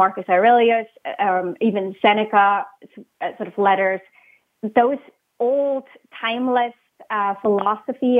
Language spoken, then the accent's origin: English; Switzerland; English is a second language; moved away; I was born and raised in Switzerland. You might pick up on my accent.